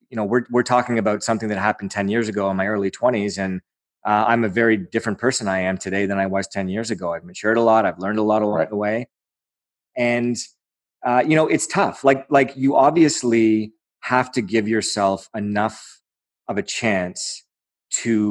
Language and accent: English; Aurora, Ontario, Canada; That's my hometown